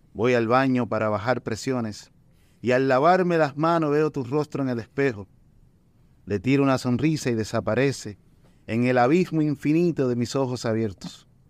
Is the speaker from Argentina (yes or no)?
no; Puerto Rico; accent: Puerto Rican; also born or lived in Dominican Republic; yo me crié en, ambos países